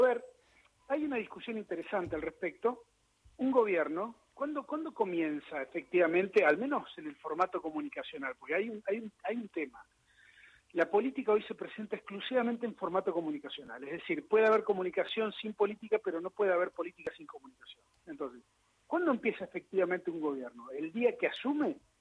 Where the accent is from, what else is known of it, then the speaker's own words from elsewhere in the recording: Río Grande, Tierra del Fuego, Argentina; moved away; yo de chiquito vivía en Río Grande, Tierra del Fuego, y todas las mañanas perdón, iba a la escuela